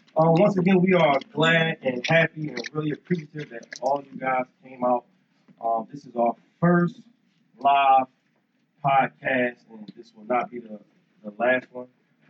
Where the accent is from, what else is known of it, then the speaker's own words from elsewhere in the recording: Philadelphia, Pennsylvania, United States; I'm from North Philly too